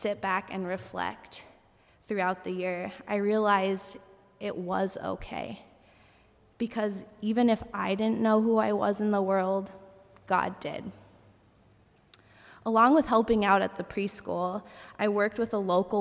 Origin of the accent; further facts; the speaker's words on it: United States; also born or lived in South Africa; I was from America